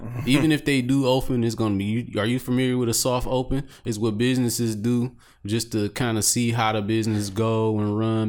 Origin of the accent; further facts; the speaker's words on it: Detroit, Michigan, United States; Excuse me, young man. I'm from Detroit City.